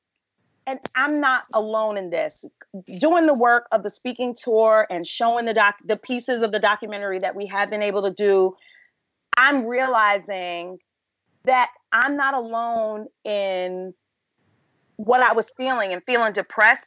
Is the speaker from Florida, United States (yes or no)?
no; New York City, New York, United States; now in Los Angeles, United States; I'm from Brooklyn. All my family still lives on the East Coast. I live